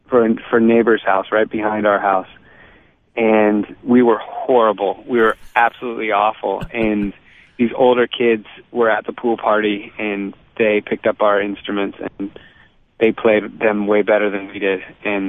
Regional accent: California, United States; also born or lived in Boston, United States / Virginia, United States; So I was born in California, lived there for 5 years, then moved to Boston for 7 years and moved to Virginia for 4 years, then moved back to California, and then that kind of California always felt like home

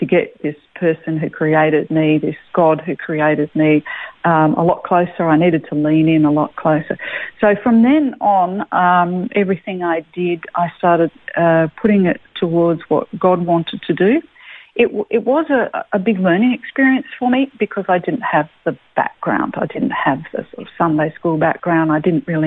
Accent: Adelaide, South Australia, Australia; moved away as an adult; now in Melbourne, Australia; I was born in Adelaide, and so country family, had country farms all over the place

